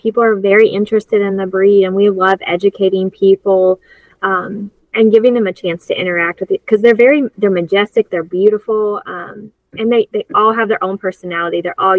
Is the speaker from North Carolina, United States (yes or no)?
yes; Wilkes County, North Carolina, United States; moved away as an adult; also born or lived in Charlotte, North Carolina; I grew up in Wilkes County, so this is home for me. My husband and I, we lived in Charlotte for 10 years